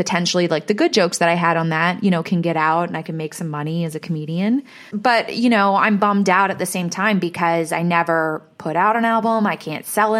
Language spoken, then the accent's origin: English; Nashville, Tennessee, United States; my hometown in Nashville